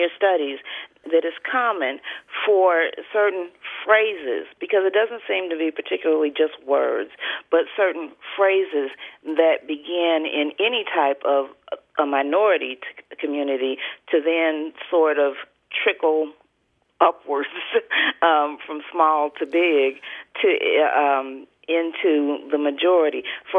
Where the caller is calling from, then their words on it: Indianapolis, Indiana, United States; I'm from Indianapolis, Indiana.